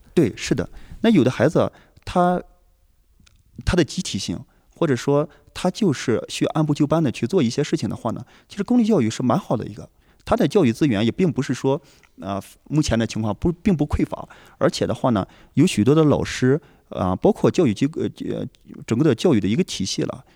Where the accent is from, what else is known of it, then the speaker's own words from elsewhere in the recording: northern China, China; also born or lived in Xi'an; 是正儿八经地出生在 中国北方的一个农村。那我在西安接受的高等教育，我的爱人也是在济南接受的大学的，呃，学习